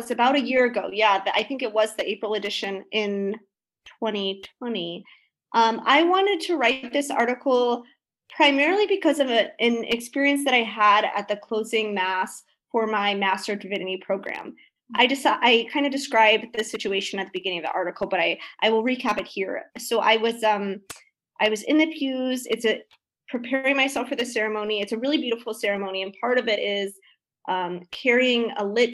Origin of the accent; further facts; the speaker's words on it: Midwest, United States; moved away as an adult; also born or lived in Chicago; now in Boston, United States; I'm originally from the Midwest